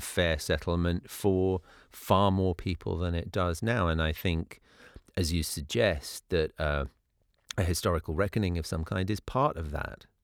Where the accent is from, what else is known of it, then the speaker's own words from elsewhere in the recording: United Kingdom; moved away as an adult; now in United States; I grew up in Britain, which obviously has its own history and its own blind spots. But coming to live in the U S as I did twelve years ago